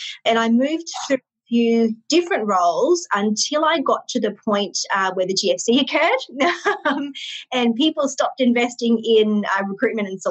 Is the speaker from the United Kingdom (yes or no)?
no; Brisbane, Queensland, Australia; I grew up in Brisbane, Australia. I've lived here my whole life